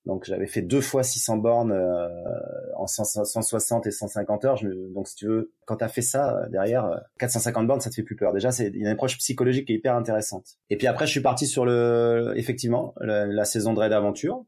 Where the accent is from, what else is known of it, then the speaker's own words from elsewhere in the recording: Yvelines, Paris region, Île-de-France, France; now in Avignon, France; je vis à Avignon dans le Vaucluse après avoir vécu mon enfance en région parisienne dans les Yvelines